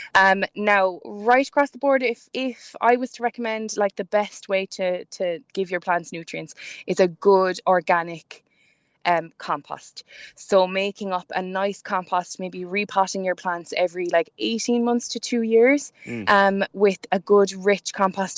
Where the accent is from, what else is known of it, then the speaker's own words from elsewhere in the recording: Ireland; we're all Irish